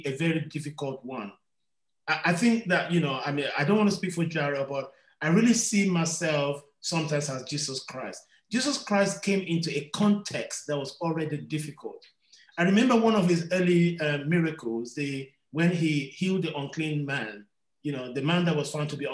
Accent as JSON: {"language": "English", "region": "London", "country": "United Kingdom", "tie": "born or raised there", "said": "I was born in London"}